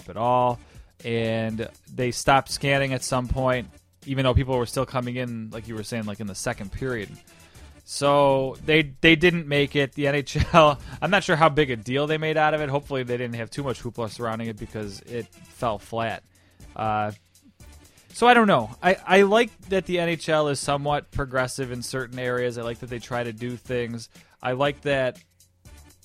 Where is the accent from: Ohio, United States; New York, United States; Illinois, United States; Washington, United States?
New York, United States; Buffalo; thinking with my hometown pride